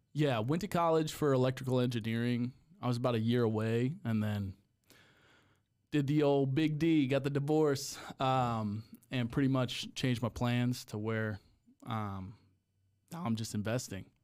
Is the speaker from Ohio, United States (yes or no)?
yes; Cleveland, Ohio, United States; moved away as an adult; also born or lived in Texas; I'm from, I'm from Cleveland. So, Cleveland area